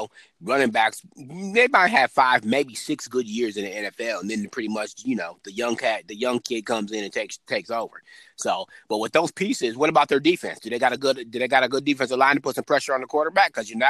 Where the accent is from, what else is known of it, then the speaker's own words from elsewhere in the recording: Chicago, Illinois, United States; moved away; also born or lived in Plymouth, Minnesota / Virginia, Minnesota; I'm from Chicago